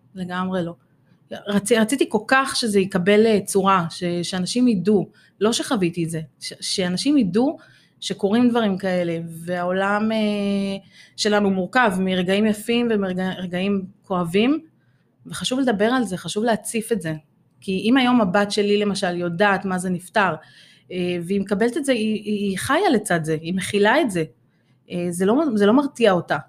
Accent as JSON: {"language": "Hebrew", "town": "Ramla", "region": "Central District", "country": "Israel", "said": "בת שלושים ושש, הגעתי מרמלה"}